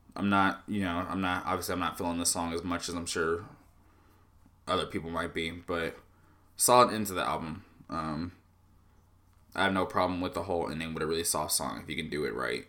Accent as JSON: {"language": "English", "region": "Southern California", "country": "United States", "tie": "born or raised there", "moved": "yes", "said": "I was born in Southern California"}